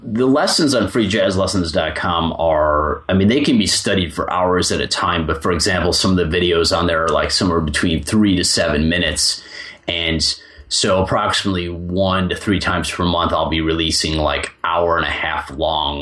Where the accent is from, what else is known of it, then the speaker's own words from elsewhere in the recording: Chicago, Illinois, United States; I grew up in Chicago